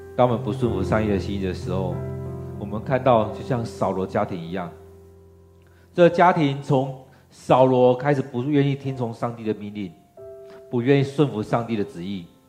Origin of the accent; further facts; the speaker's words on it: Taiwan; 其实，我们台湾人的性格并不是那么强势的性格